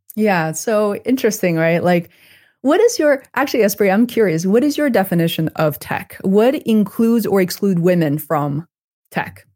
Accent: China; moved away; I'm originally from China

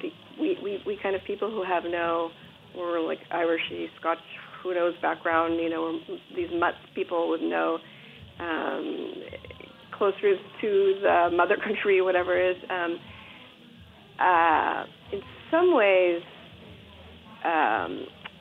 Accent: Atherton, California, United States; moved away as an adult; also born or lived in Palo Alto; now in Japan; I was born in Palo Alto, grew up in Atherton

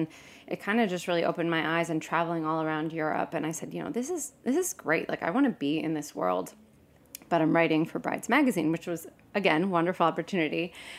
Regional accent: New Jersey, United States; moved away as an adult; also born or lived in New England / Florence; now in New York, United States; I grew up in New Jersey, okay. So about an hour outside the city. My parents are still in the house I grew up in, and I'm from a big, large Italian-Irish family

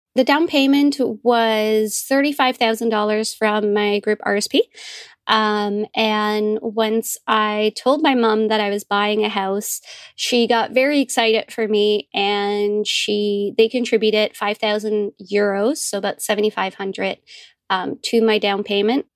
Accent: Netherlands; moved away as an adult; also born or lived in Calgary, Canada; now in London, Ontario, Canada; I'm originally from Holland in Europe, and I came over when I was in my early twenties.

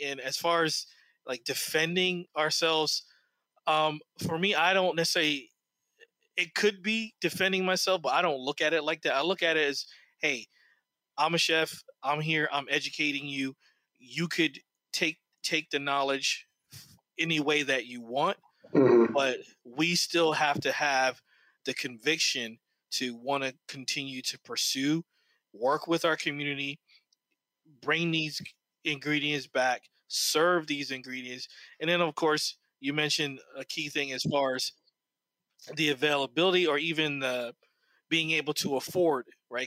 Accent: New Jersey, United States; also born or lived in Detroit, Michigan; now in Charleston, United States; I grew up in New Jersey

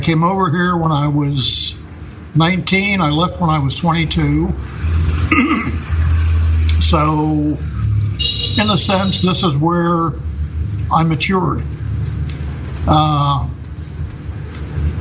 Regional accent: Pennsylvania, United States; moved away as an adult; now in Vietnam; I'm from Pennsylvania

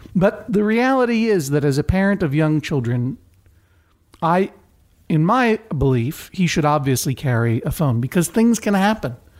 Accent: Brookline, Massachusetts, United States; growing up in Brookline

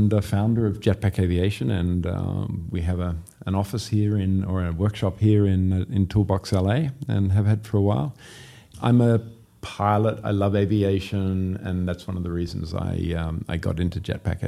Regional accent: Sydney, New South Wales, Australia; accent: Australian; also born or lived in Los Angeles, United States; I'm from Sydney, Australia, born and bred.

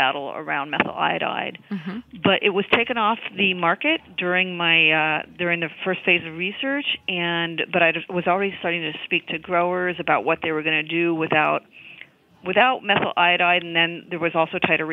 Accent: California, United States; I am from California

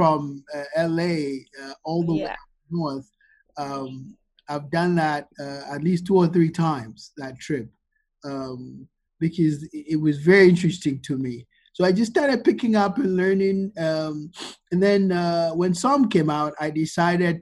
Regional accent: Ghana; moved away as an adult; also born or lived in Virginia, United States / Chicago, United States; Born, bred, and buttered in Ghana. I grew up here in Ghana, and I moved to the U.S., like a week before I started college.

